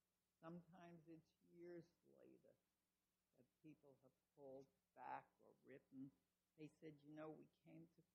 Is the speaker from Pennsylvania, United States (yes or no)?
no; New York City, New York, United States; we grew up together in Brooklyn, Italians and Jews